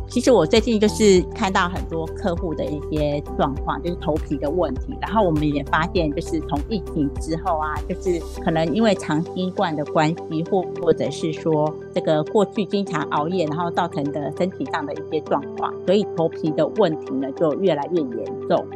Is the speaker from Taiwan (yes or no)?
yes; Taiwan; 我们台湾人真的就是男女平等啊